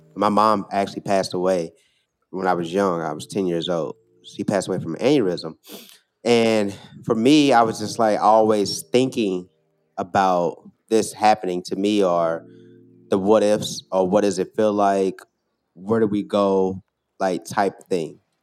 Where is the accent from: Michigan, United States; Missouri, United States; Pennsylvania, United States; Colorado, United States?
Missouri, United States; St. Louis; moved away as an adult; also born or lived in Oakland, California; now in Chicago, United States; Growing up in Saint Louis, I went to, I grew up on the north side